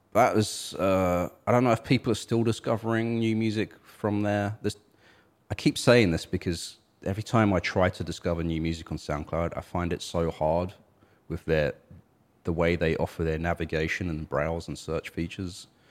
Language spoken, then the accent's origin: English; United Kingdom; I'm British, but I don't feel British